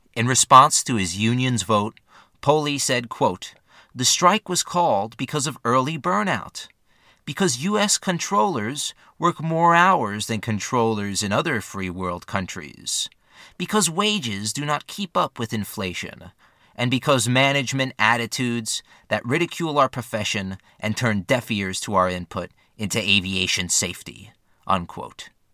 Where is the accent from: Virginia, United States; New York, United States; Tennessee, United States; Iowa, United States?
New York, United States; North Babylon; My hometown, North Babylon, New York